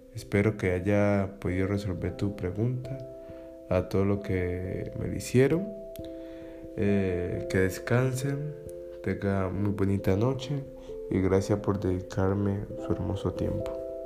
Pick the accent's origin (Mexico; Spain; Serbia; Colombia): Colombia; Cali, Valle del Cauca; soy colombiano, especialmente de Cali